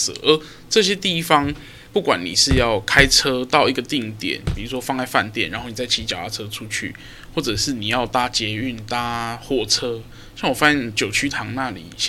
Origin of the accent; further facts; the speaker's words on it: Kaohsiung, Taiwan; 高身为一个高雄人就会觉得怎么可能？